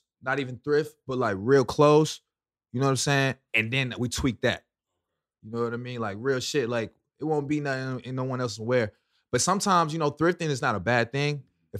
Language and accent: English; Lithonia, Georgia, United States; From Stone Mountain, Lithonia, man. Shout out to East Side.